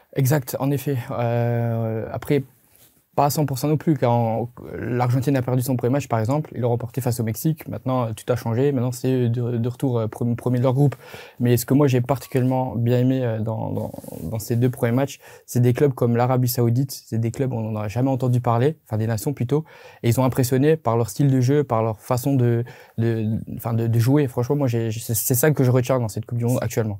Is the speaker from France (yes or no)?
no; Belgium; en tant que Belge